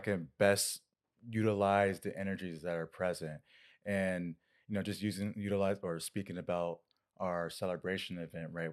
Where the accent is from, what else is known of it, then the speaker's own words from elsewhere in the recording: Winter Park, Florida, United States; moved away; where I grew up in Winter Park.